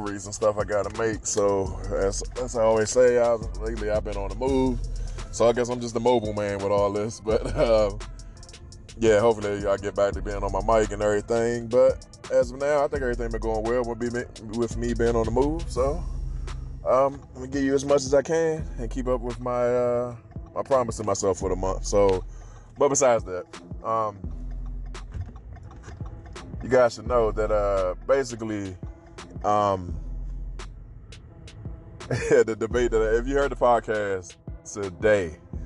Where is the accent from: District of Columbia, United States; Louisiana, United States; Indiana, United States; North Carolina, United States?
District of Columbia, United States; Washington; I grew up in DC